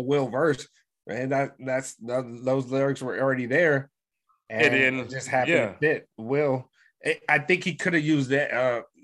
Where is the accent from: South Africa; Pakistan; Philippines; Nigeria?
Nigeria; Being Nigerian, I can understand some of they broken